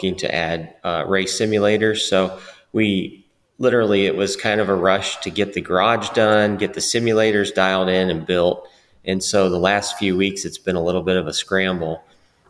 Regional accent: Warsaw, Indiana, United States; Matt and I grew up in Warsaw, Indiana

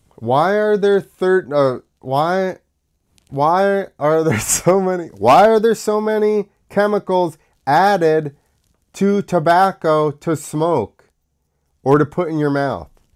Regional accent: United States; accent: American; my American accent

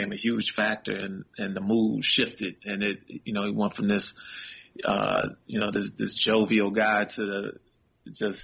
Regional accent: Chicago, Illinois, United States; Chicago was everything. You know, it's definitely who I am. You know, the way I talk, walk. You know, my accent

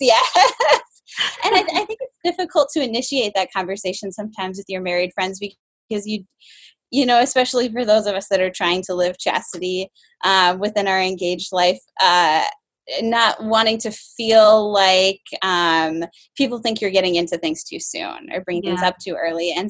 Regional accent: Groton, South Dakota, United States; now in St. Louis, United States; I grew up in South Dakota, a little town, Groton, by the Aberdeen area

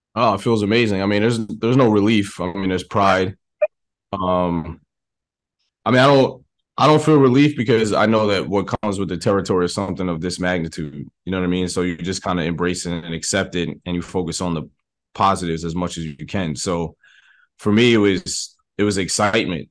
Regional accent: New York City, New York, United States; I'm from the Bronx

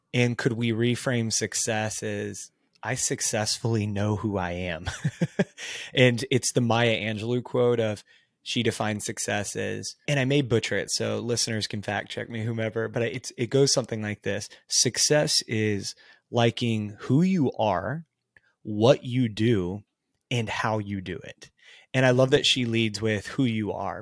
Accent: Texas, United States; I grew up in a smaller Texas town.

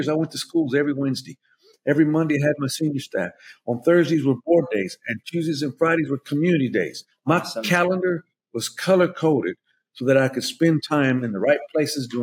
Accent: Dallas, Texas, United States; also born or lived in Cobb County, Georgia; I'm very proud to be an immigrant. I grew up in Dallas

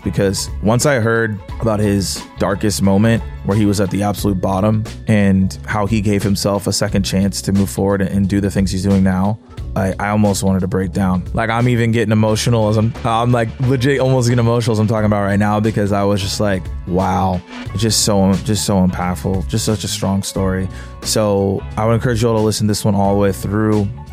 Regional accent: Atlanta, Georgia, United States; I'm from Atlanta.

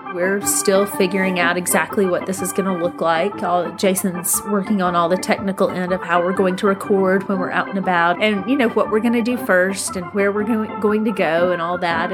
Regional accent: Northwest Alabama, United States; moved away as an adult; also born or lived in Tuscaloosa, Alabama; now in Fort Worth, United States; we were both from very small towns up in Northwest Alabama, which were wonderful places to grow up

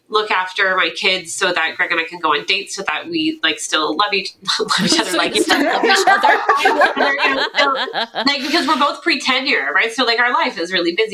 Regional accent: Fredericton, New Brunswick, Canada; moved away as an adult; also born or lived in Toronto; I moved from Toronto back to my hometown of Fredericton, New Brunswick, where my mother and her sister live

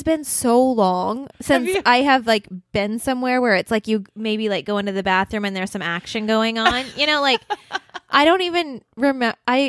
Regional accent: California, United States; I'm from California, and I just moved here, and I'm a podcaster.

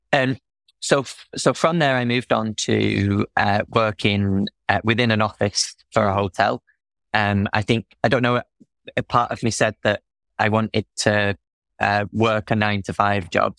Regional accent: Manchester, North West England, United Kingdom; moved away; also born or lived in Wales

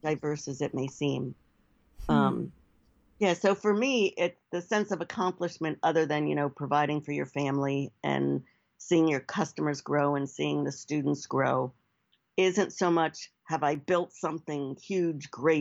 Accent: United States; also born or lived in New Jersey / New York City; growing up in the Northeast, New Jersey and New York City.

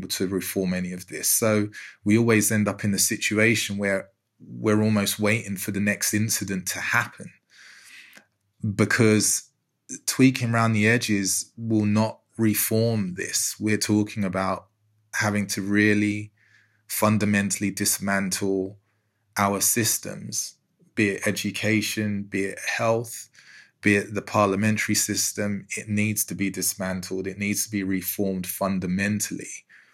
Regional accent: London, United Kingdom; I grew up in Newham in East London

